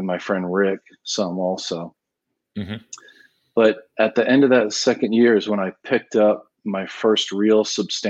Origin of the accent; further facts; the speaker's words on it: New England, United States; now in Austin, United States; Growing up in New England, I speak that language well, that Victorian stick look.